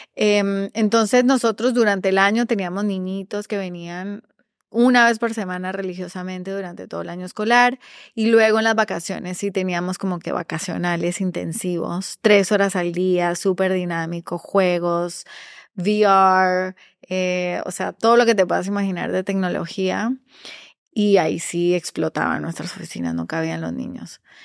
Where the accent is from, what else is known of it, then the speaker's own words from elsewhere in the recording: Costa Rica; moved away as an adult; also born or lived in Medellín, Colombia / New York, United States; now in Peru; soy originalmente de Medellín, eh, nací allá, eh, me mudé con, mi, nos mudamos, mi familia inmediata, a Costa Rica. Crecí en Costa Rica